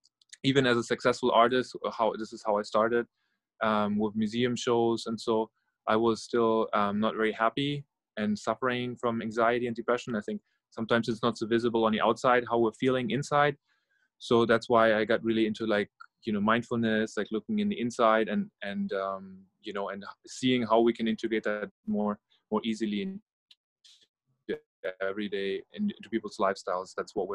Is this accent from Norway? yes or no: yes; Norway; English is a second language; also born or lived in Germany; now in United States; I'm originally from Norway and Germany and living in New York, New Jersey area right now for almost 10 years.